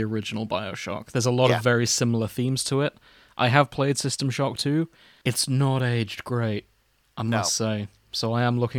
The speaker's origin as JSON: {"language": "English", "country": "United Kingdom", "said": "we're British"}